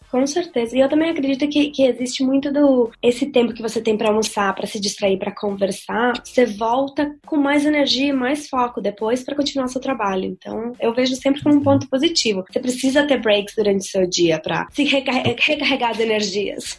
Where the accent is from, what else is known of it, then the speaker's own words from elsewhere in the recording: Venezuela; now in Dublin, Ireland; eu na verdade, sou metade venezuelana, né? Então, eu sou nascida na Venezuela mesmo